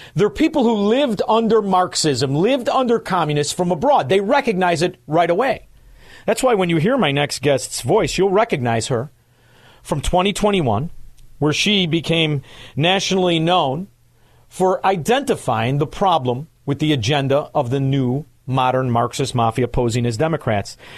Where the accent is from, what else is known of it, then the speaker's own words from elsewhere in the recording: Chicago, Illinois, United States; I'm from Chicago